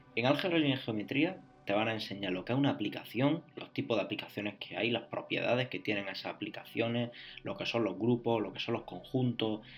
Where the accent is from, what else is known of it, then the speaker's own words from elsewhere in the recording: Spain; Yo soy de España, hice la selectividad.